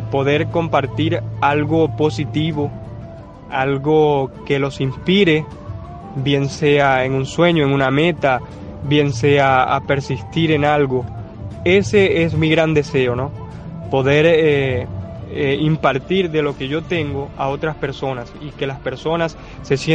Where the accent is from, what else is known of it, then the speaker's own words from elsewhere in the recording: Maracaibo, Zulia, Venezuela; decidí ir a un estudio que está en Maracaibo, en mi tierra, Decidí ir a un estudio, se la mostré al productor y le encantó.